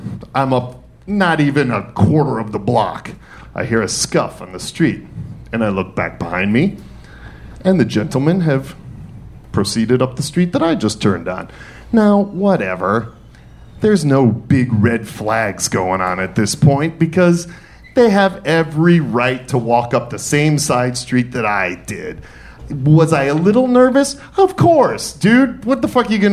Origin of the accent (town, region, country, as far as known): Detroit, Michigan, United States; born or raised there; also born or lived in New York City; now in Atlanta, United States